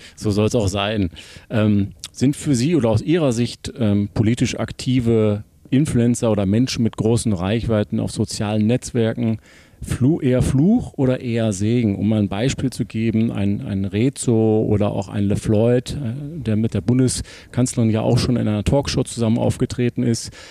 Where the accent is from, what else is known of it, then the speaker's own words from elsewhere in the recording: Essen, North Rhine-Westphalia, Germany; in Essen, in Essen Ost, quasi hier um die Ecke sogar